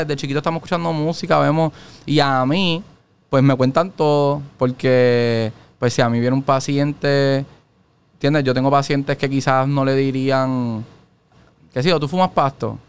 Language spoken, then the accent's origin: Spanish; Ponce, Puerto Rico; also born or lived in Mayagüez; yo soy de Ponce